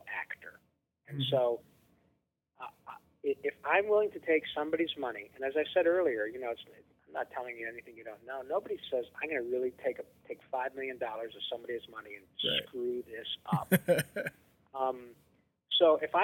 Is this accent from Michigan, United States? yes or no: yes; Flint, Michigan, United States; also born or lived in Detroit, Michigan; I was born in Detroit and raised in around Flint, Michigan